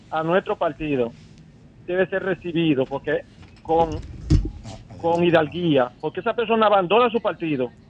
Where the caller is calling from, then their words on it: Santo Domingo, Distrito Nacional, Dominican Republic; aquí de Santo Domingo. Yo soy del Distrito Nacional. ¿Tu nombre? Soy, de la zona P1.